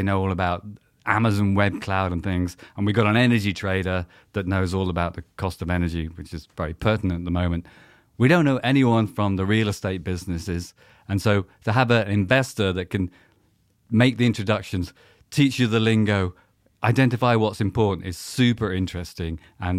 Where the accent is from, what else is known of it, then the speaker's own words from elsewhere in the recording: South West England, United Kingdom; accent: West Country; West Country accent. A long time ago, I was a boy from Devon, so there we go.